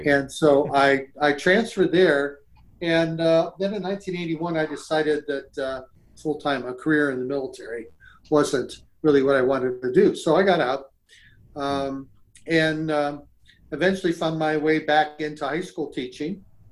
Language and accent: English; Cleveland, Ohio, United States; I grew up in Cleveland, Ohio.